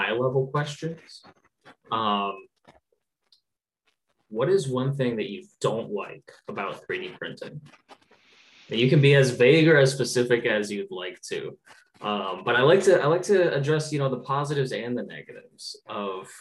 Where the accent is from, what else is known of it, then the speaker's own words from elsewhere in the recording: United States; as like an American